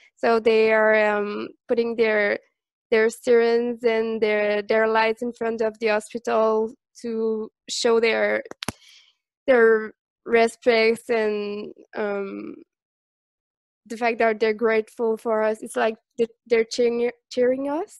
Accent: Montreal, Quebec, Canada; I'm from Montreal.

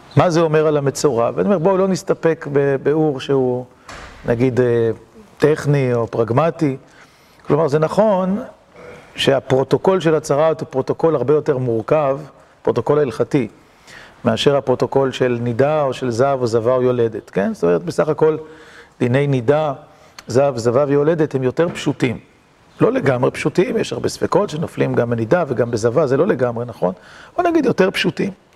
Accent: Kiryat Motzkin, Haifa District, Israel; קריית מוצקין שגדלתי בה

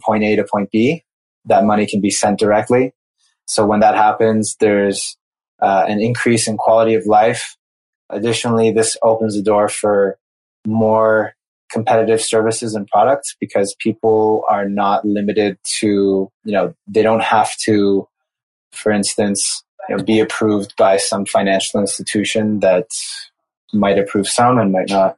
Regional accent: United States; moved away as an adult; also born or lived in Brazil; I grew up in the United States

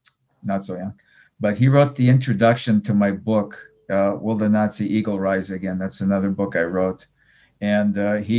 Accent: Israel

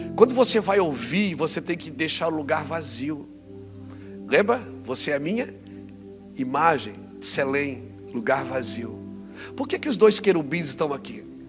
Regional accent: Brazil; eu vim do Brasil hoje. 2015 eu queria vir morar aqui, Deus não deixou. Ele disse: fique no Brasil

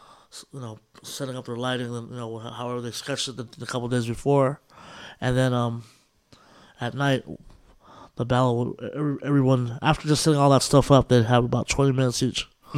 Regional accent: California, United States; So, and that's what it is with all the in the Bay Area.

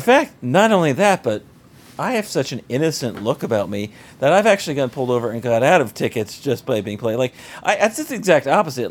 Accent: South Florida, United States; we grew up in South Florida

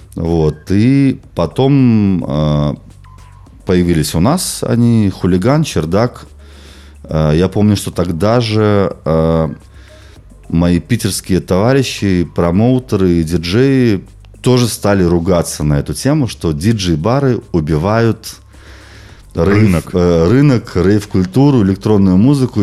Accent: Belarus; moved away as an adult; also born or lived in London; я родом из Беларуси

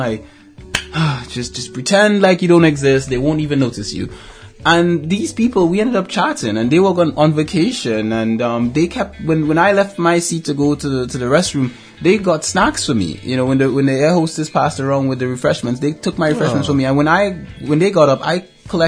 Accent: Trinidad & Tobago; moved away; I grew up in Trinidad and Tobago

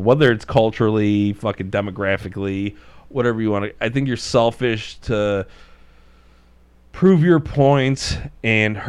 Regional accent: Chicago, Illinois, United States; I grew up in Marquette Park

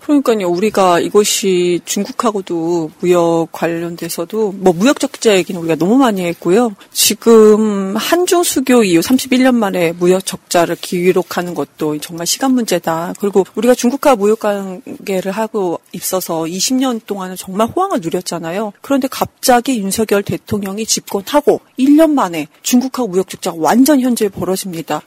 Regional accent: Daejeon, South Korea; 제가 대전에 중학교 때부터 살면서

